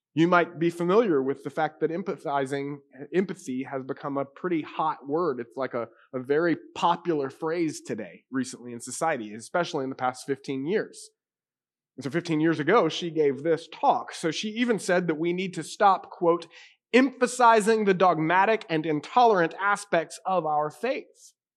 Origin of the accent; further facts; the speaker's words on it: United States; I grew up in a Carolina cowboy home